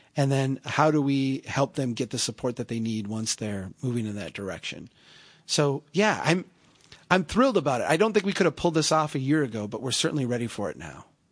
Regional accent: central Minnesota, United States; I'm a, I'm a guy from Minnesota, central Minnesota

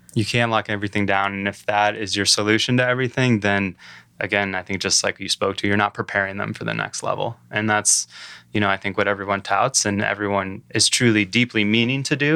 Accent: downstate Michigan, United States; moved away as an adult; also born or lived in Aspen, Colorado; now in Traverse City, United States; I grew up downstate, so I'm from Michigan, the Mitten, um, you know, originally

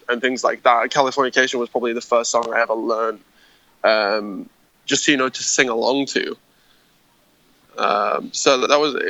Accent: Harrogate, Yorkshire and the Humber, United Kingdom; we grew up in a tiny town called Harrogate.

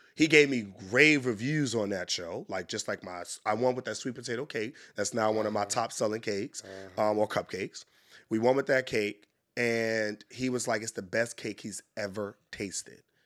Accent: New York City, New York, United States; moved away as an adult; now in Washington, D.C., United States; I grew up in Harlem, New York, hustler.

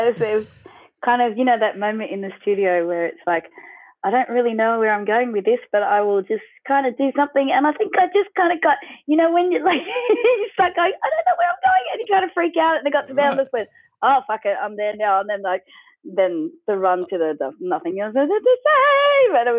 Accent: Australia; I mean, you know, we're Aussie, and our roots are totally, you know, rock and roll all the way.

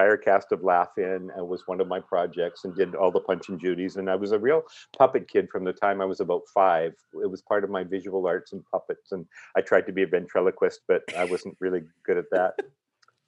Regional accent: Surrey, British Columbia, Canada; I grew up in Surrey

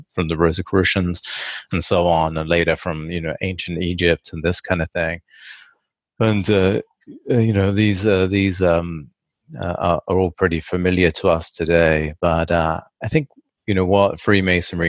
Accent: England, United Kingdom; when I was a child, I grew up in England

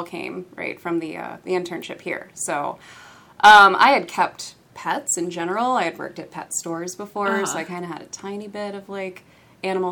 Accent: Cincinnati, Ohio, United States; I am from Cincinnati, born and raised

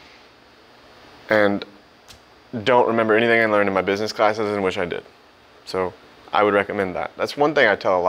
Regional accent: Missouri, United States; also born or lived in Springfield, Missouri / St. Louis, Missouri / Joplin, Missouri; I'm from Missouri. I was born in like Springfield, moved to St. Louis for high school

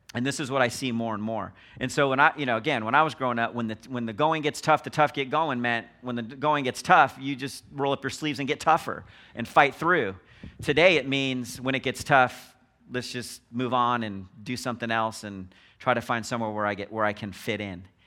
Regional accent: Los Angeles, California, United States; born and raised in Los Angeles

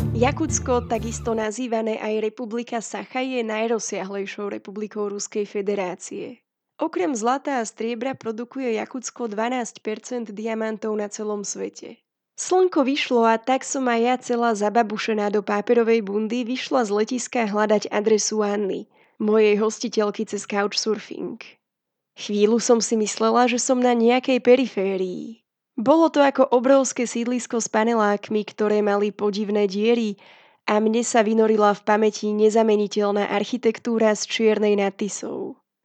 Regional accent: Slovakia

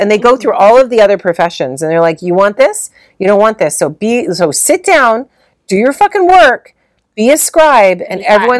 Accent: London, United Kingdom; we grew up in London, we have nothing, we have no money

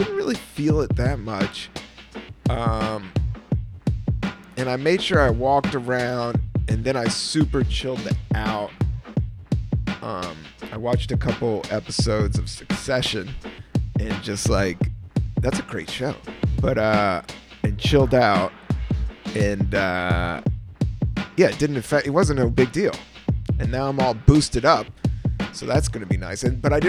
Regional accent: San Francisco, California, United States; And I was from San Francisco.

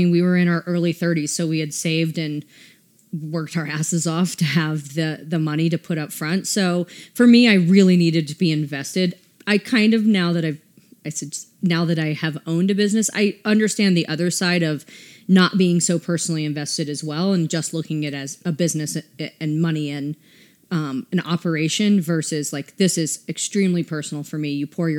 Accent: the South, United States; And I mean, I'm from the South. How I dress when I live in Atlanta is much different than how I dress here.

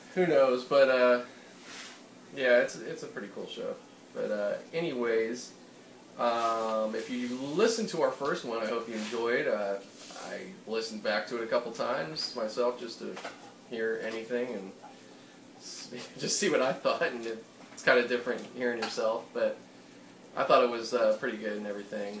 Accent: Pittsburgh, Pennsylvania, United States; accent: Pittsburgh; moved away; picking up my Pittsburgh accent a bit

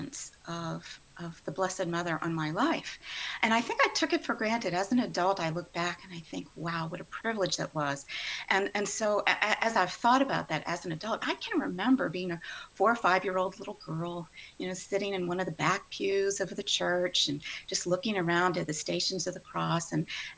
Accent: New Orleans, Louisiana, United States; moved away as an adult; now in Houston, United States; even though I live in Houston now, I was actually born and raised in the New Orleans metropolitan area

